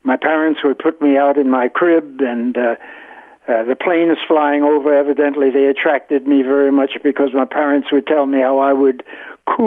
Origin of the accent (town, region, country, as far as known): New York City, New York, United States; born or raised there; also born or lived in Newport News, Virginia